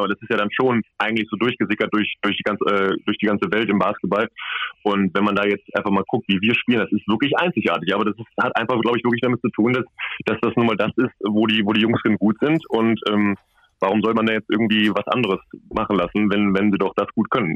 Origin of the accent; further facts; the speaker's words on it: Cologne, North Rhine-Westphalia, Germany; moved away; ich komme ja aus Köln